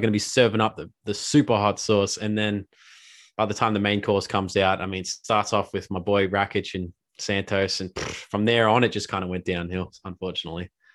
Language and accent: English; Australia; as an Aussie